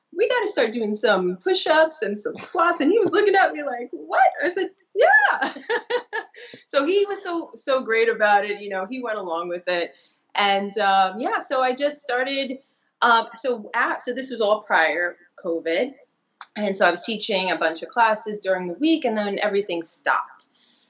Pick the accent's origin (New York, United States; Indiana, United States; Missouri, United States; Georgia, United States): New York, United States; New York City; I'm born and raised in Brooklyn